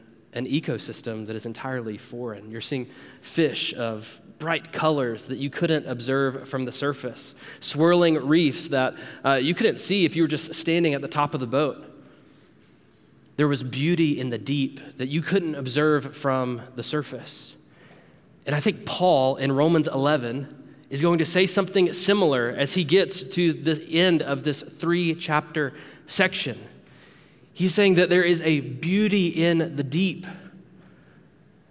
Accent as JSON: {"language": "English", "area": "near Panama City Beach", "region": "Florida", "country": "United States", "tie": "born or raised there", "said": "Growing up near Panama City Beach"}